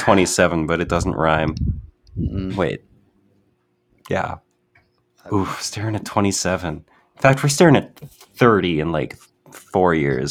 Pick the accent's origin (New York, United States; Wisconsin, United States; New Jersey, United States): Wisconsin, United States; I'm from Wisconsin.